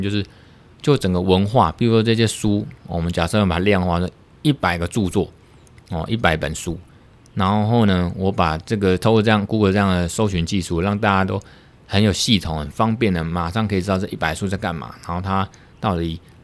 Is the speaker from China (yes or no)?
no; Taiwan; 我们是从台湾来的